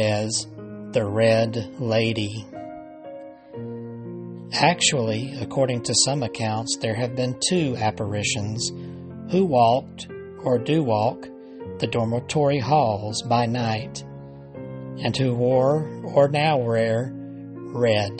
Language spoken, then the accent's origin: English; Alabama, United States; from right here in Alabama, my home state